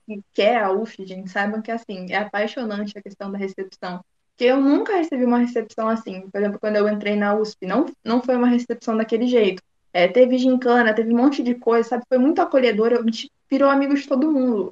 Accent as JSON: {"language": "Portuguese", "town": "Americana", "region": "São Paulo", "country": "Brazil", "said": "sou aqui do interior de São Paulo, de uma cidade que chama Americana"}